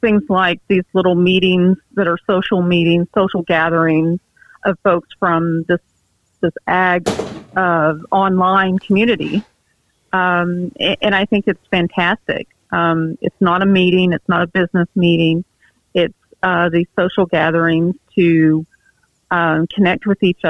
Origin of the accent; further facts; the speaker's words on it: near Lake Texoma, East Texas, United States; I grew up in East Texas, north of Dallas, Fort Worth, up on an area close to Lake Texoma